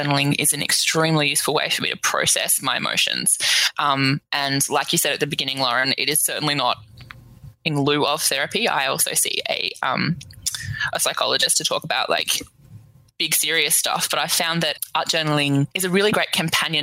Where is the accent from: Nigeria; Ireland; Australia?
Australia; Melbourne, Victoria; I'm from Melbourne in Australia.